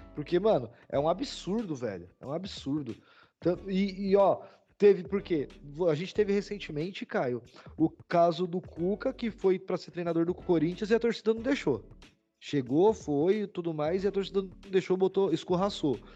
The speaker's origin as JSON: {"language": "Portuguese", "country": "Brazil", "said": "como bons brasileiros"}